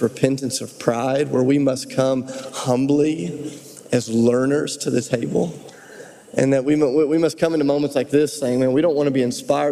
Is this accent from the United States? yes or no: yes; United States; as an American pastor